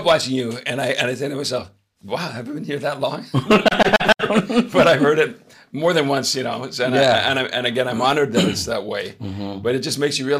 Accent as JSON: {"language": "English", "region": "Southern California", "country": "United States", "tie": "born or raised there", "said": "I grew up in Southern California"}